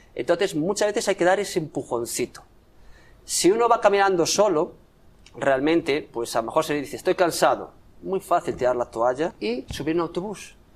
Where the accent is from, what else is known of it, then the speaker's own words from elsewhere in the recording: Santiago de Compostela, Galicia, Spain; Yo soy de Santiago